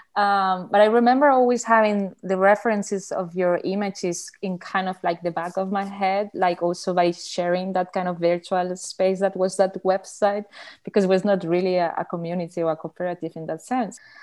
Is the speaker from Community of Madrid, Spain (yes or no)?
no; Barcelona, Catalonia, Spain; English is a second language; I'm an artist from Barcelona